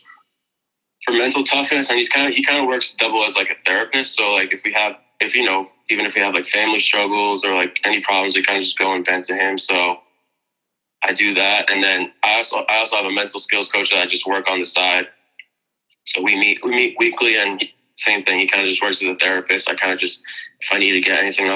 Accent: Mamaroneck, New York, United States; my hometown, Amerenek, New York

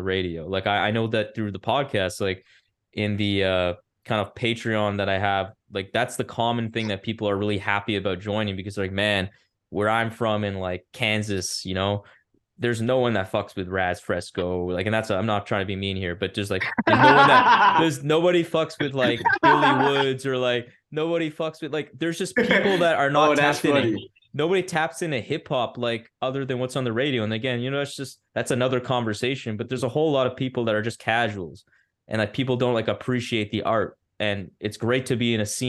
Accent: Ottawa, Ontario, Canada; moved away as an adult; now in Toronto, Canada; I moved to Toronto in July of last year, but I lived and born and raised in Ottawa

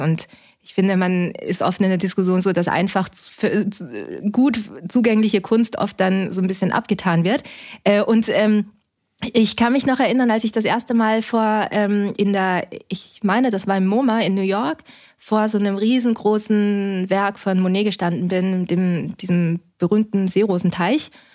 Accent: Linz, Upper Austria, Austria; now in Berlin, Germany; Ich bin in Österreich schon geboren

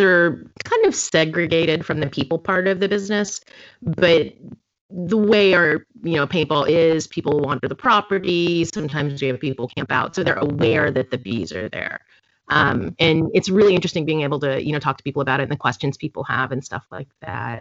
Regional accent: Florida, United States; now in Houston, United States; I grew up in Florida.

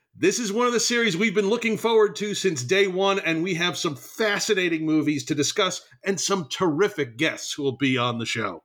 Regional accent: New Jersey, United States; I am from New Jersey

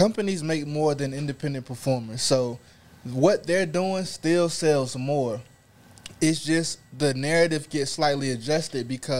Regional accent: Raleigh, North Carolina, United States; I'm from North Carolina, Raleigh, to be exact.

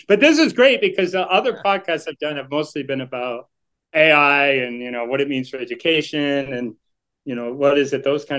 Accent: Boston, Massachusetts, United States; now in New York, United States; Not really, because I'm originally from Boston.

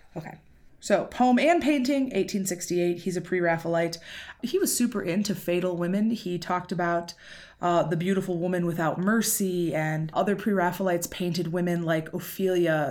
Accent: United States; I'm American

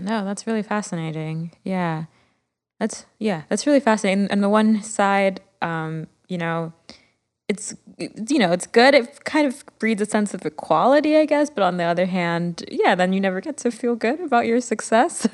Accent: Miami, Florida, United States; growing up in Miami

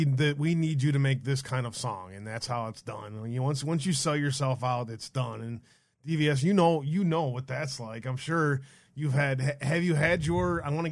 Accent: Detroit, Michigan, United States; I grew up in Detroit, inner city Detroit.

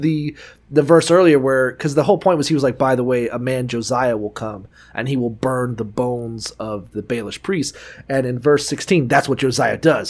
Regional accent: Niceville, Florida, United States; We're from Niceville, Florida, which has water burgers

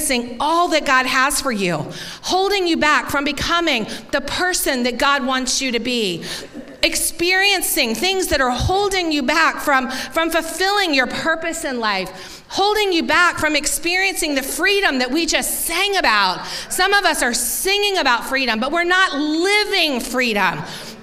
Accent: Tampa, Florida, United States; growing up in Tampa, I had never experienced a corn maze

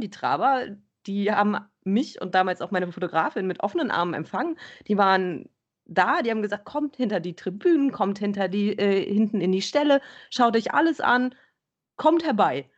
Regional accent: Bergheim, North Rhine-Westphalia, Germany; ich komme aus Bergheim

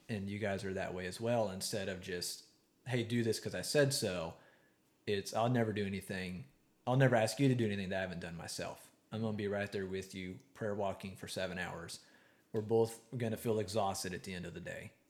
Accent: East Texas, United States; I can say that I grew up in East Texas

